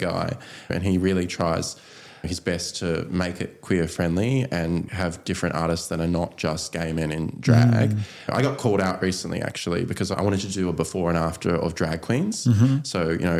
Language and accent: English; Tasmania, Australia; also born or lived in Sunshine Coast / Melbourne / Brisbane; now in Sydney, Australia; I grew up in Tasmania. Then I lived on the Sunshine Coast with the parents. Moved down to Sydney